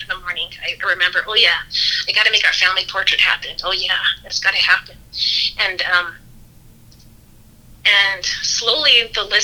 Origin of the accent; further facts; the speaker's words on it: Las Vegas, Nevada, United States; I grew up in Las Vegas